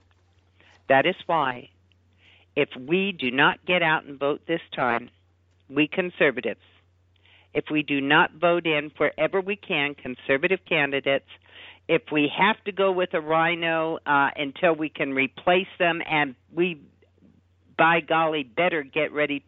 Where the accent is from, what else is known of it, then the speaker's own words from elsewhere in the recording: Los Angeles, California, United States; I lived in L.A. at the time. I mean, I grew up in Los Angeles, Southern California